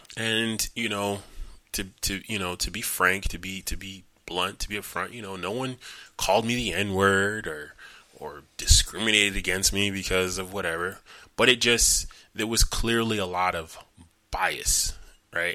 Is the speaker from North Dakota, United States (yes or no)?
no; New York, United States; I'm from New York